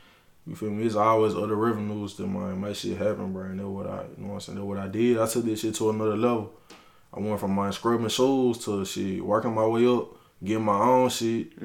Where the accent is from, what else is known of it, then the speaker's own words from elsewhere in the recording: Memphis, Tennessee, United States; I'm from Memphis, Tennessee, man, down south, man. They call this shit the slums where I'm from.